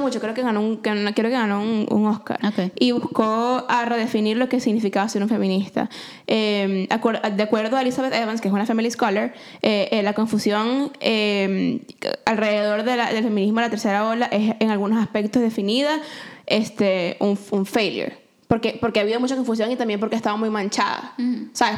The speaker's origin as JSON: {"language": "Spanish", "country": "Venezuela", "tie": "born or raised there", "moved": "yes", "lives_now": "Canada", "said": "mi mismo upbringing en Venezuela"}